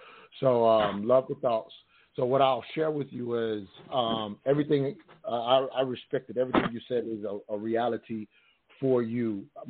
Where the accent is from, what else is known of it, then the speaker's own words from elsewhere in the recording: the South, United States; I grew up in the South